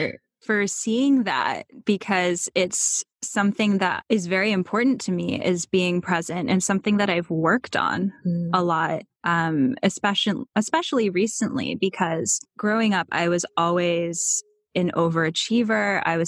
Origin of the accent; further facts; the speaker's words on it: Charlottesville, Virginia, United States; born there; So I was born in Charlottesville, Virginia. And my family moved around a few times as I was growing up because of my dad's work.